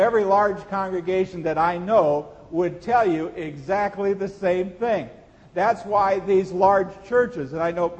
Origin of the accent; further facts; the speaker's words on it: Seward, Nebraska, United States; When I was a teenager growing up in Seward, Nebraska